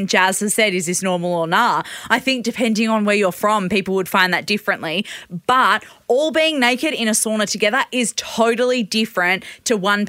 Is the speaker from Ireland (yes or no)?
no; Australia